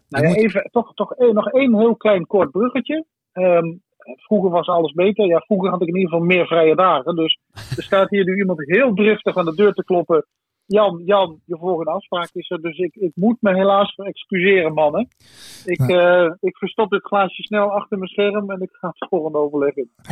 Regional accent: Limburg, Netherlands; moved away as an adult; also born or lived in Venlo / Enschede; En ik kom oorspronkelijk uit Limburg

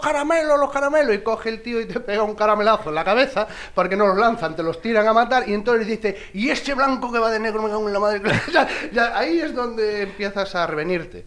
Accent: Galicia, Spain; me crié en este pueblo, este pueblo es un valle y está rodeado de montes

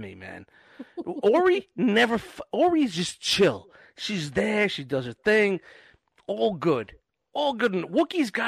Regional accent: New York City, New York, United States; I grew up in Canarsie

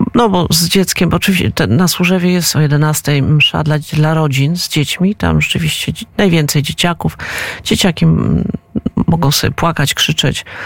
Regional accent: Poland; also born or lived in Moscow, Russia; mimo tego, że się urodziłam w Moskwie, obywatelstwo mam polskie i czuję się Polką

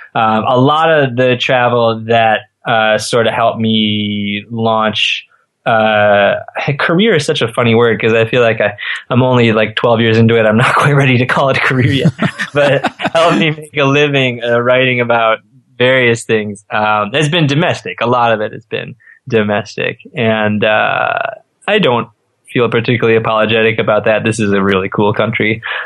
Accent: Midwest, United States; moved away as an adult; also born or lived in western US; now in Damariscotta, Maine, United States; I'm not from Maine, I grew up in the Midwest

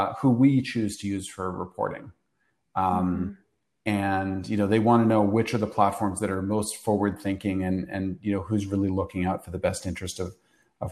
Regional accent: Canada; moved away as an adult; now in New York City, United States; I grew up in Canada

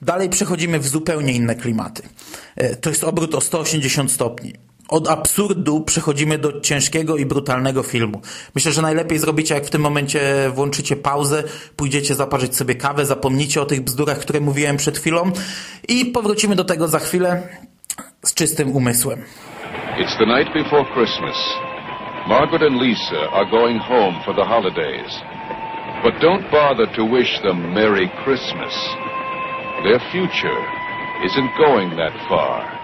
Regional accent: former Toruń Voivodeship, Kuyavian-Pomeranian Voivodeship, Poland; moved away; Pochodzę ze starego województwa toruńskiego i w Toruniu mieszkałem kilka lat

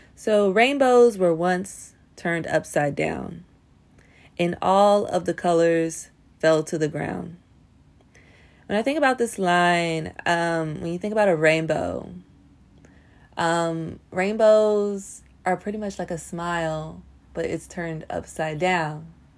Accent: Nashville, Tennessee, United States; I grew up in the South. I grew up in Nashville. I'm from Nashville, Tennessee

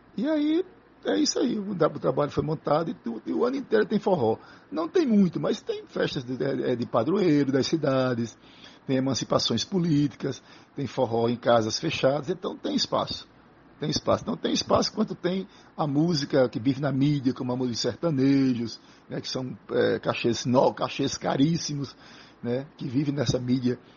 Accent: Tacaratu, Pernambuco, Brazil; also born or lived in Floresta, Pernambuco; eu nasci em Floresta do Navio, que é um, uma cidade altamente artística, cheia de artistas, de um casario lindo, de, uma influência das pegas de, de bois, do vaqueiro, e fui adotado por Tacaratu

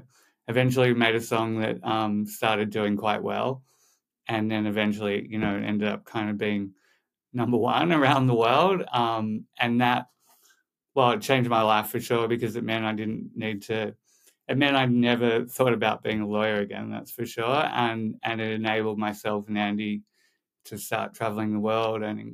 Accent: Sydney, New South Wales, Australia; moved away as an adult; now in Malibu, United States; I was born in Sydney, had a pretty normal upbringing, in the eastern suburbs of Sydney.

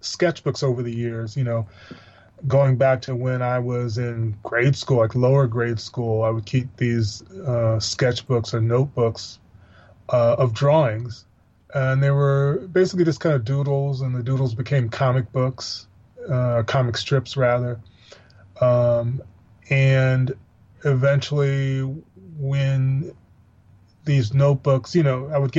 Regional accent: Missouri, United States; where I grew up in Missouri

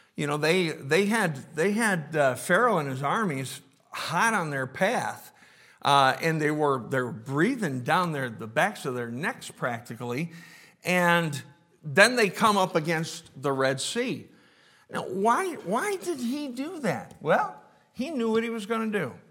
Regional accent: Rochester, New York, United States; I was, I was born and raised in Rochester

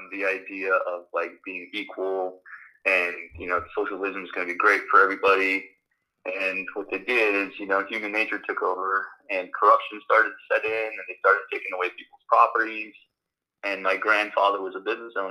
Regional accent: Los Angeles, California, United States; English is a second language; also born or lived in Romania; I grew up in Los Angeles, but I was born in Romania. I came to the United States when I was one

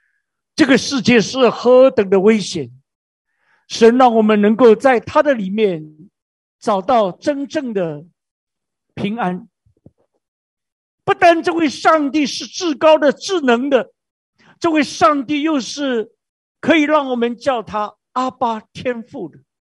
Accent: China; 这个是我们中国人太熟悉。我们中国人呢，你要生小孩去拜观音，你要发财拜关公，你要出海拜为妈祖

